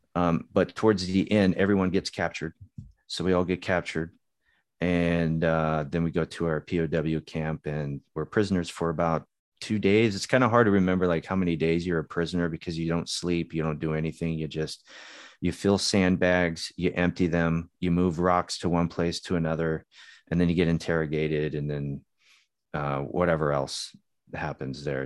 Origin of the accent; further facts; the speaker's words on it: Upland, California, United States; moved away as an adult; also born or lived in Hawaii; I went to high school in Southern California